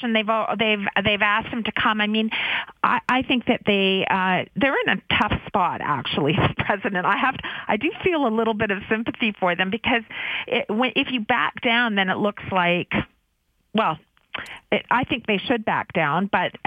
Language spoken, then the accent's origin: English; Vancouver, British Columbia, Canada; I'm a Vancouver girl, so I grew up in Vancouver